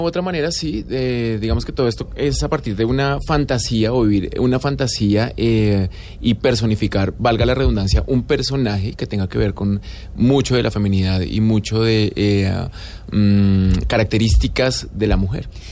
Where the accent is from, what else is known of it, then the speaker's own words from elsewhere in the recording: Colombia; also born or lived in Buenos Aires, Argentina; Yo siento que la indiferencia como colombianos es absolutamente fuerte y característica